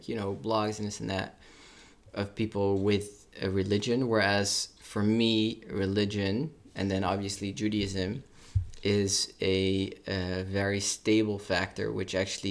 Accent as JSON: {"language": "English", "town": "Amersfoort", "region": "Utrecht", "country": "Netherlands", "tie": "born or raised there", "lives_now": "Amsterdam, Netherlands", "said": "We grew up in Amersfoort and we went to school in Amsterdam."}